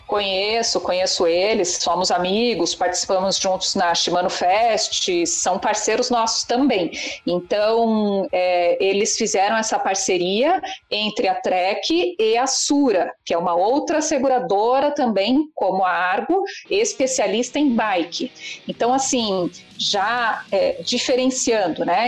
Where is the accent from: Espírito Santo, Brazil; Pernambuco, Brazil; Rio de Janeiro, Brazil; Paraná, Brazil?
Paraná, Brazil; Curitiba; nós somos de Curitiba